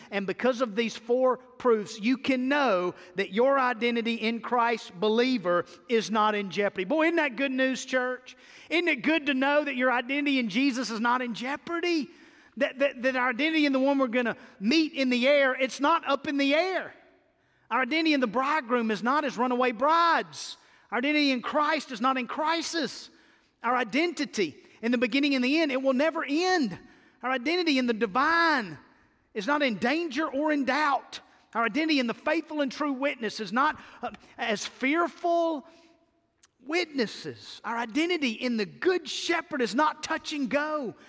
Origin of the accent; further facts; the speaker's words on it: Mississippi, United States; I'm from Mississippi